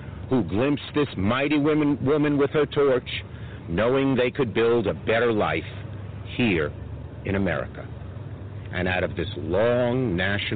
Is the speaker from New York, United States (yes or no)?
yes; New York City, New York, United States; my hometown, Brooklyn, New York.